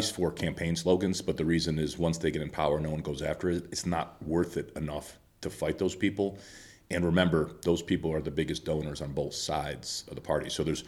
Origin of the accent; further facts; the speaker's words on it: Chicago, Illinois, United States; Well, I would say I'm from Chicago originally, but I've lived all over the country